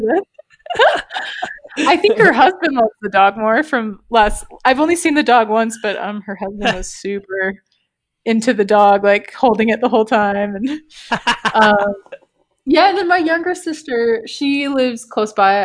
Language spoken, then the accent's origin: English; Canada; moved away; we're from Canada originally